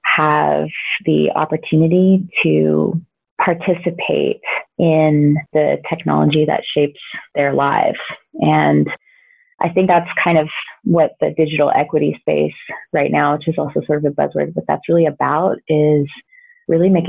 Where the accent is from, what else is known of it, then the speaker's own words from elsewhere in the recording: San Antonio, Texas, United States; I now work in my hometown, which is San Antonio, Texas